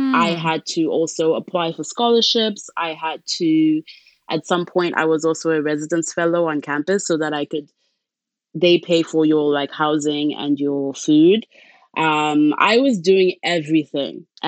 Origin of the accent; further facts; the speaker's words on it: Zimbabwe; moved away as an adult; now in Canada; I am originally from Zimbabwe. That's where I was born and grew up.